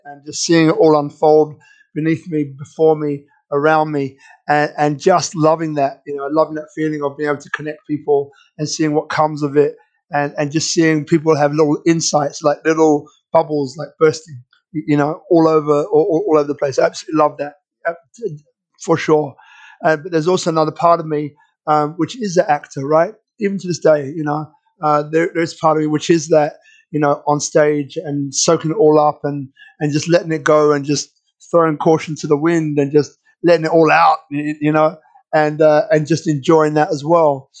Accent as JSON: {"language": "English", "region": "London", "country": "United Kingdom", "tie": "born or raised there", "said": "I was born in London."}